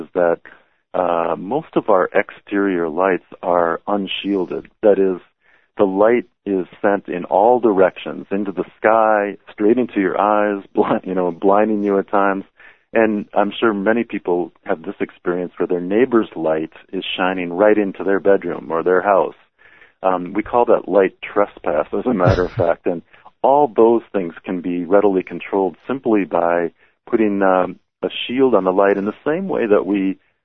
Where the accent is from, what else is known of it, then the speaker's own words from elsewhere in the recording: Minnesota, United States; as a child growing up in Minnesota